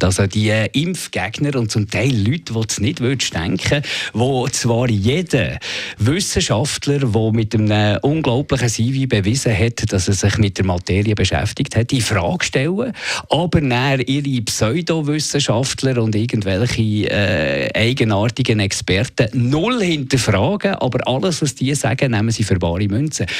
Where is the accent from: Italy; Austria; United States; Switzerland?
Switzerland; bei uns in der Schweiz